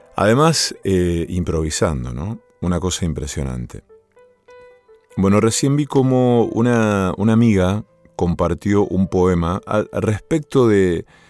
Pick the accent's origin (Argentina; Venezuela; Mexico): Argentina; Villa Cañas, Santa Fe; moved away; en mi pueblo natal, en Villa Cañas